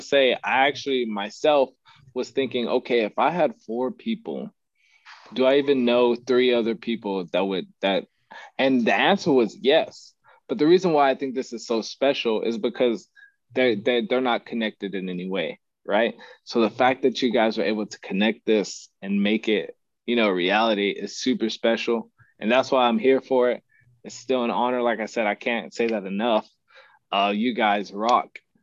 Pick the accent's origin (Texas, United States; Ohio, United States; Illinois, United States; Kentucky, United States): Texas, United States; Odessa; moved away as an adult; now in San Antonio, United States; I'm from Odessa, Texas. Uh, to West Texas. I don't know if you've seen Friday Night Lights, but that's me, oil patch town.